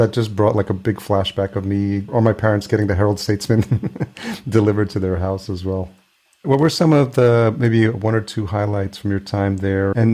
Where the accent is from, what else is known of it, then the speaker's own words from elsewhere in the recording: El Salvador; moved away; I was born in El Salvador